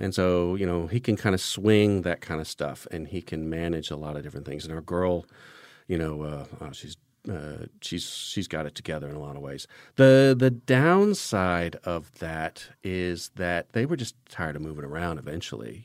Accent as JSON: {"language": "English", "country": "United States", "moved": "as an adult", "lives_now": "Spain", "said": "an American citizen"}